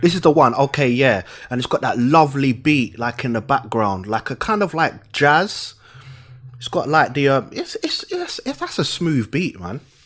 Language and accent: English; London, United Kingdom; I'm from London.